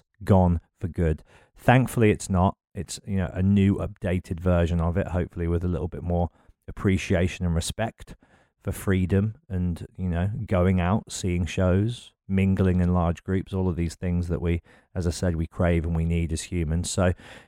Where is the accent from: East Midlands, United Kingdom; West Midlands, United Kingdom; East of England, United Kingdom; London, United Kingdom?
West Midlands, United Kingdom; Birmingham; born or raised there